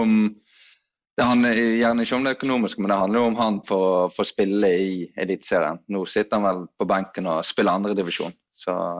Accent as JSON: {"language": "Norwegian", "town": "Os", "region": "Vestland", "country": "Norway", "said": "i Os, der jeg kommer fra"}